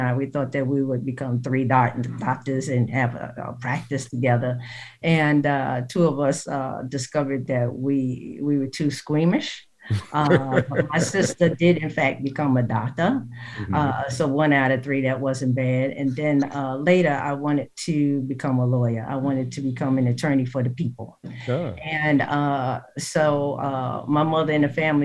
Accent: New York City, New York, United States; I grew up in the St. Nicholas Projects

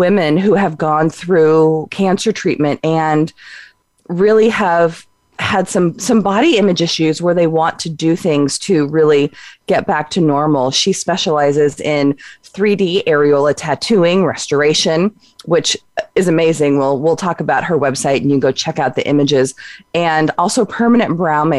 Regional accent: Southern California, United States; now in Oregon, United States; I'm from Southern California, so I'm not a native Oregonian either

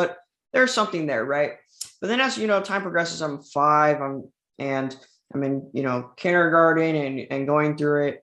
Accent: Southern California, United States; I was born in Southern California, 2001.

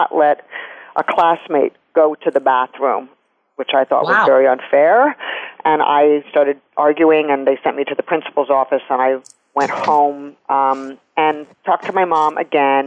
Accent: New York City, New York, United States; I grew up in New York City, and I'm still there

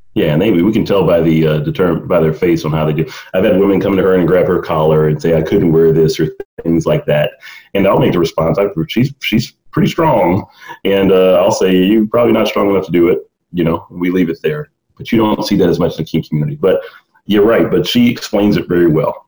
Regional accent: the South, United States; growing up in the South

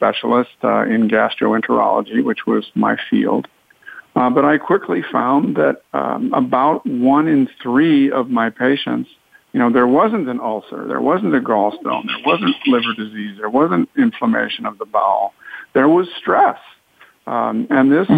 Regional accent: East Coast, United States; moved away as an adult; also born or lived in Southern California; I grew up on the East Coast, went to medical school there

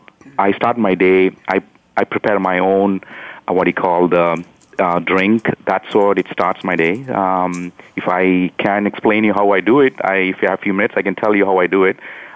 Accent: India; moved away; that's how I grew up, and I'm from India.

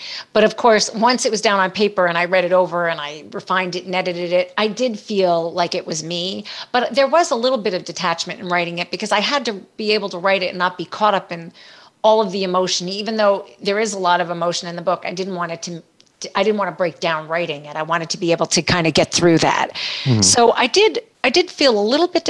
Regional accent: New York City, New York, United States; moved away as an adult; also born or lived in San Diego; now in New York, United States; I'm from New York. I'm originally born in the Bronx

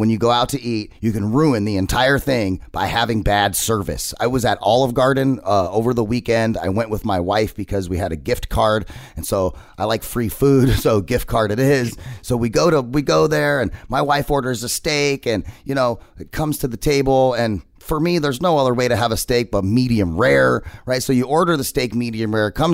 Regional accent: Arizona, United States; I'm a native of Arizona. I've been here my whole life.

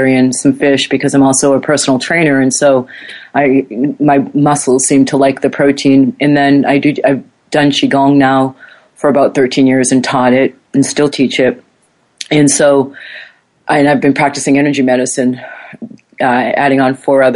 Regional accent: United States; moved away; I knew this as an American

